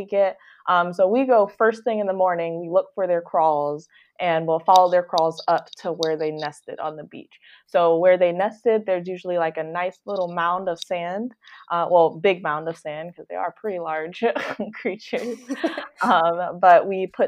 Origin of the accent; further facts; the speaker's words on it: Detroit, Michigan, United States; moved away; also born or lived in South Florida; I'm from Detroit, Michigan